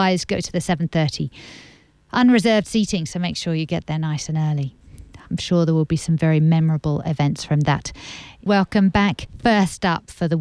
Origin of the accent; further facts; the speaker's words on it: England, United Kingdom; now in Australia; I'm English